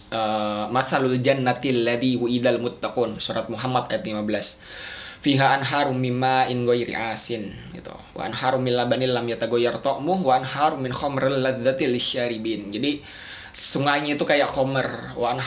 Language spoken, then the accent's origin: Indonesian; Special Region of Yogyakarta, Indonesia; di kampung saya bahkan di dekat Gunung Kidul itu yang mengaku agamanya apa saya Islam kejawen dengan uh, dengan PD-nya gitu